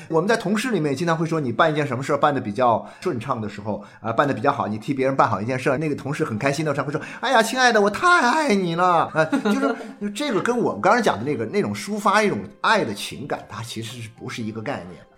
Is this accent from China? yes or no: yes; China; 你就会发现我们中国人的家庭里面